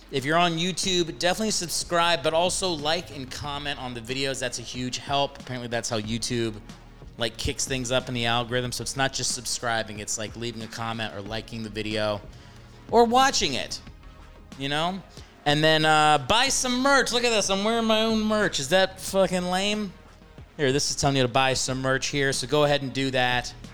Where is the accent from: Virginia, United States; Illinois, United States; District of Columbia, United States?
District of Columbia, United States; Washington; now in Los Angeles, United States; I'm at the DC Improv in my hometown